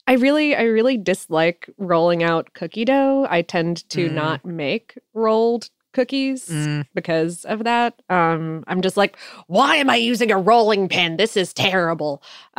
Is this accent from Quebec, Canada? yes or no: no; Calgary, Alberta, Canada; the most important cultural icon to ever come out of my hometown of Calgary, Alberta, ginger beef?